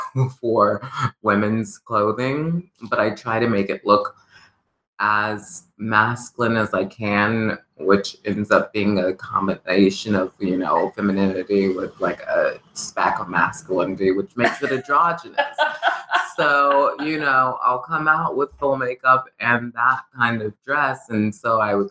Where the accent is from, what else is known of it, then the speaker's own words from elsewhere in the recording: Lawrence, Kansas, United States; also born or lived in New York / Los Angeles; I was born and raised here in Lawrence